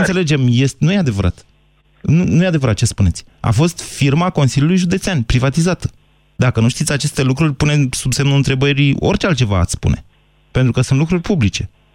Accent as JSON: {"language": "Romanian", "region": "Oltenia", "country": "Romania", "said": "noi oltenii"}